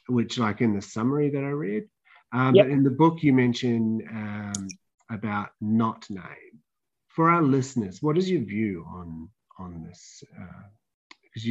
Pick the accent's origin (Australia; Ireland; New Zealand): New Zealand; I'm a Kiwi